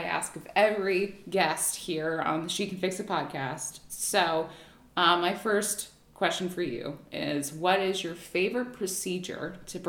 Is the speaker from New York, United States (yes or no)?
no; Hawaii, United States; now in Connecticut, United States; I grew up in Hawaii